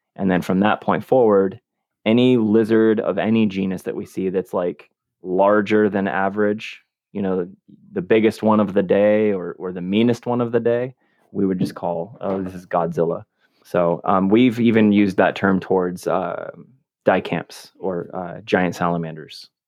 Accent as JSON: {"language": "English", "region": "West Coast", "country": "United States", "said": "I'm from the West Coast"}